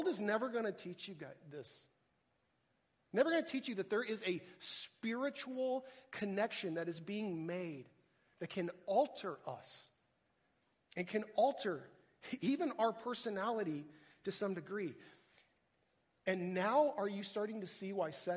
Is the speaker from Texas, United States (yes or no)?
yes; Texas, United States; moved away as an adult; also born or lived in Minnesota; I'm from Texas